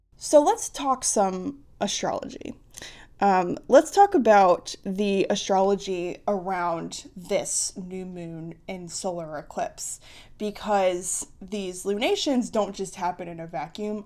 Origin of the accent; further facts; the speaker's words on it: United States; I'm an American. Well, I've always, I'm an American